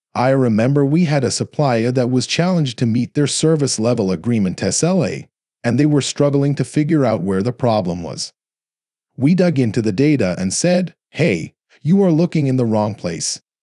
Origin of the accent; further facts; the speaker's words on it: Texas, United States; also born or lived in South Korea; Dell was in my hometown